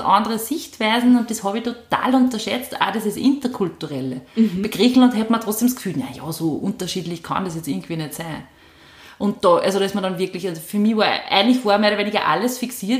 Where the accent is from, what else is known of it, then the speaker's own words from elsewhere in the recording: Upper Austria, Austria; also born or lived in Vienna / Wels area; ich bin eine gebürtige Oberösterreicherin, ähm, bin nach der Matura nach Wien gegangen